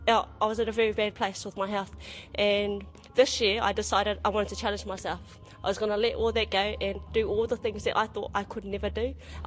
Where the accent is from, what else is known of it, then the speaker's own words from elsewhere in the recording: Whangarei, Northland, New Zealand; also born or lived in Kaikohe; I was a home birth. And then we ended up moving to Whangarei, and that's where I grew up. So, Smedens Drive